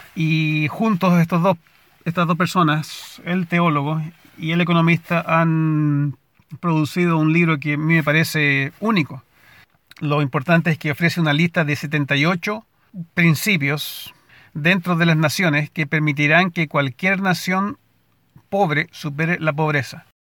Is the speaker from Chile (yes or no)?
yes; Valparaíso, Chile; moved away as an adult; now in United States; en el centro de la ciudad donde nací y crecí, en Valparaíso.